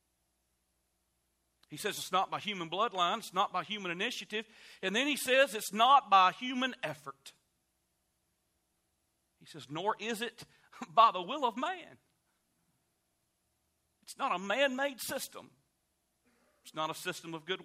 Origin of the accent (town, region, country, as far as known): United States